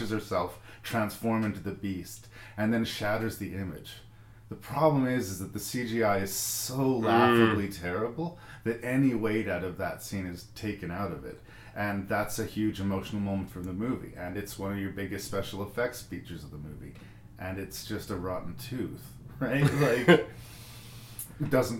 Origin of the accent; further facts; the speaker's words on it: Canada; me being homegrown Canadian proud